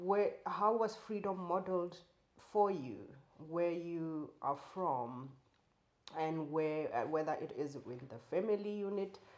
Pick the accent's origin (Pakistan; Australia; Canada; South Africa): South Africa; I'm South African. I grew up under apartheid.